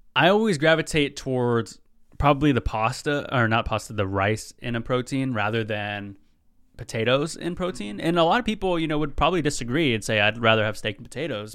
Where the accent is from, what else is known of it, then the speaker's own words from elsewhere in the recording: Tulalip, Washington, United States; now in Seattle, United States; I'm over from Tulalip. That's where my tribe's from